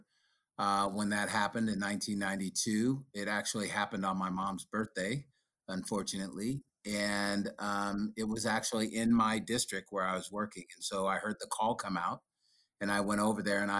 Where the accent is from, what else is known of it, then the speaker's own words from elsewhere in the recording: Sacramento, California, United States; I grew up in Oak Park